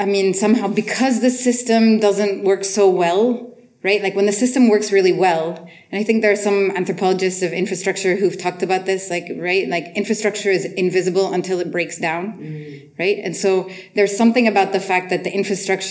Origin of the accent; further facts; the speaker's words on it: Beirut, Beirut Governorate, Lebanon; I'm from Beirut